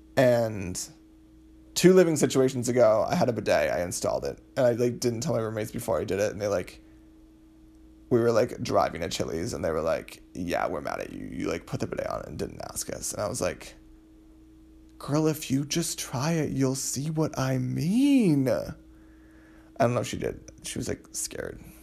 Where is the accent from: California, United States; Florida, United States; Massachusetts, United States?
Massachusetts, United States; moved away as an adult; now in Providence, United States; my parents' houses back in my hometown in Massachusetts